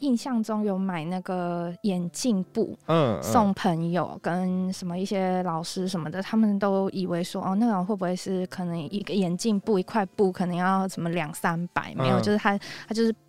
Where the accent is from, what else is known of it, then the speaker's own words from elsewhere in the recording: Taiwan; moved away as an adult; now in Seoul, South Korea; 我是台湾人。